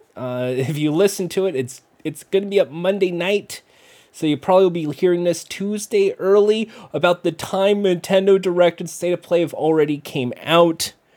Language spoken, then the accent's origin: English; United States; I'm American